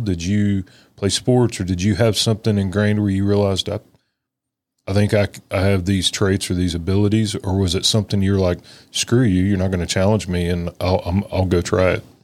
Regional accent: Texas, United States; us Texans

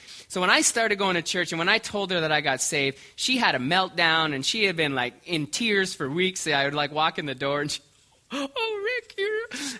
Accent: Canada; now in Omaha, United States; I'm becoming somewhat like people from Omaha, yet I'm still Canadian.

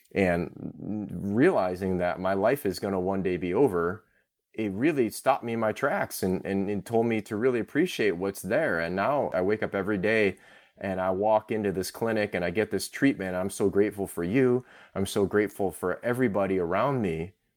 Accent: Orchard Park, New York, United States; I'm Thai American and I grew up in Orchard Park

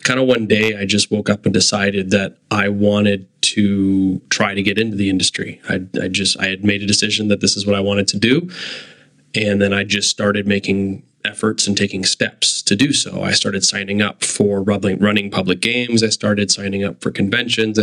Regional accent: Kitchener, Ontario, Canada; I grew up in Kitchener-Waterloo

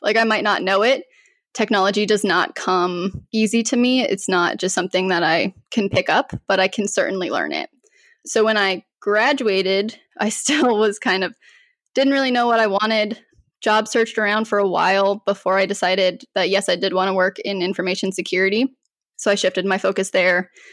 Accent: Colorado, United States; moved away as an adult; now in North Carolina, United States; I'm originally from Colorado, so moved to North Carolina

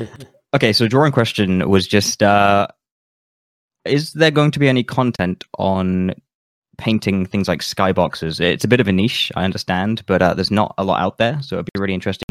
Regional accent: United Kingdom; I'm from the UK.

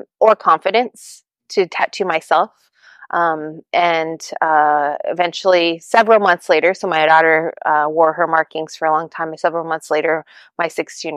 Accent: Eagle Village, Alaska, United States; now in Fairbanks, United States; I am Hongwichin from Eagle Village, Alaska. I currently live in Fairbanks

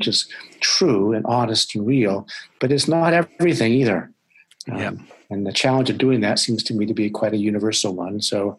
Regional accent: United States; now in Vancouver, Canada; even though I live in Vancouver, British Columbia now, but they know that I'm principally an American

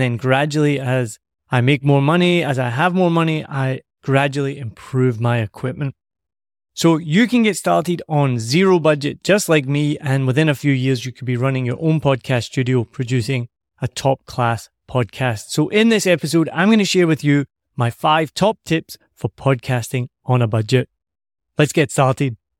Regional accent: Scotland, United Kingdom; me being Scottish

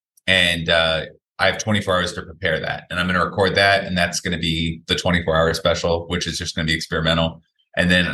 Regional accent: Seattle, Washington, United States; moved away as an adult; also born or lived in Bellingham / Los Angeles; now in New York, United States; I grew up in Queen Anne, which is like kind of, you know, pretty nice neighborhood

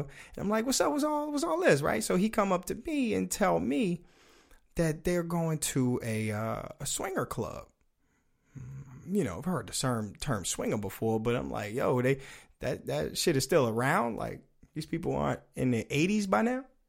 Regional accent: United States; accent: DMV; dude from the, the D M V, uh, major metropolitan area. So I got that, uh, accent in here.

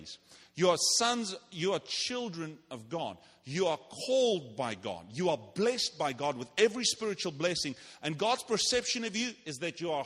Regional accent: South Africa; moved away; I'm from South Africa. We don't play games there.

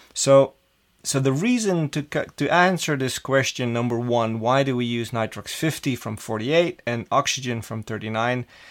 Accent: Amsterdam, North Holland, Netherlands; growing up in Amsterdam as a, a young kid in school

